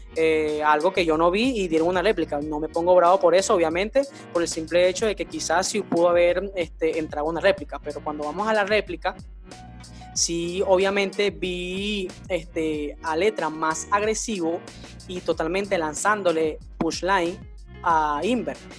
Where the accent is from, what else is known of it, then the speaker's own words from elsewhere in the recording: Venezuela; nosotros somos venezolanos